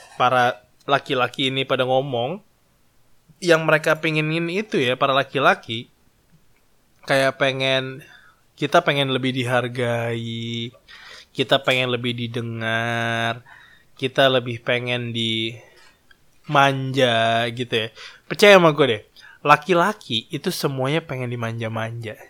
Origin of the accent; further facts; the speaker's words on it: Java, Indonesia; gue itu adalah orang Jawa